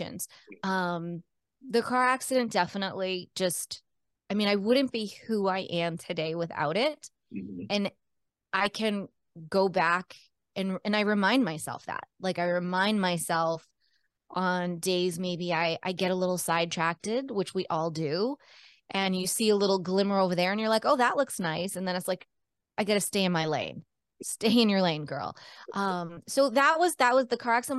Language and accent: English; Cape Cod, Massachusetts, United States; also born or lived in Baltimore, Maryland / Rhode Island / Colorado; I was born in Baltimore, Maryland, and grew up on Cape Cod, which is an island south of Boston in Massachusetts, surrounded by the ocean